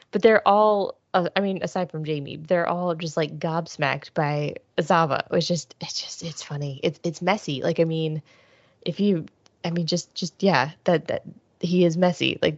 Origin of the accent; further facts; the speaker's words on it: Cleveland, Ohio, United States; I grew up in Cleveland